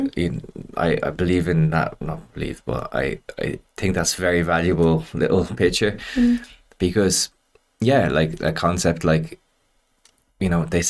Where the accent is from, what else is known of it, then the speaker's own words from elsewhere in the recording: Ireland; I'm Irish. I'm proud to be Irish.